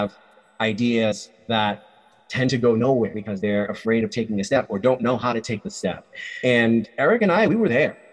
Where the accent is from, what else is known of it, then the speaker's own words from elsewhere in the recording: Rhode Island, United States; moved away as an adult; also born or lived in Nevada; I was born and raised in Rhode Island.